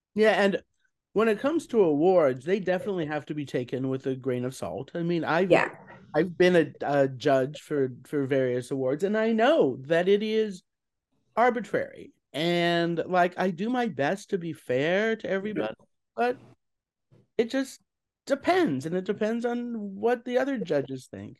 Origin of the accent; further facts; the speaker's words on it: Colorado, United States; now in New York, United States; I'm not a native New Yorker. I'm originally from Colorado